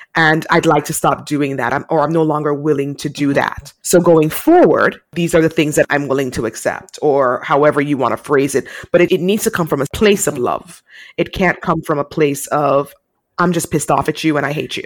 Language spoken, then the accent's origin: English; Jamaica; I'm Jamaican, and Jamaican women are taught to be really strong